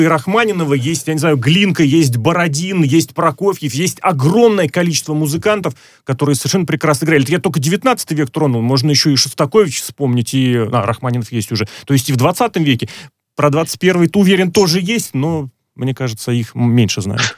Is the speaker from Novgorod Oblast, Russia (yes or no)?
no; Moscow, Russia; я москвич